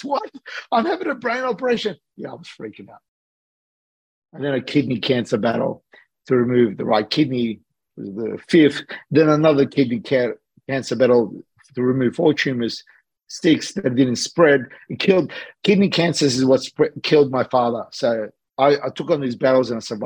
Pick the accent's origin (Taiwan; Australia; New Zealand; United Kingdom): Australia; also born or lived in Sydney / Los Angeles; I'm an Australian guy that's living between Sydney